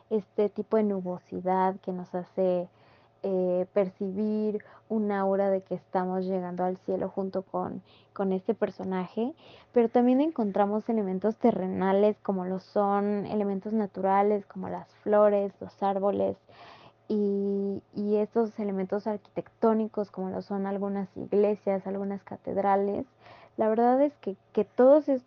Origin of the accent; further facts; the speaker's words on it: Mexico; tan arraigado que tenemos nosotros como mexicanos desde que, desde que crecemos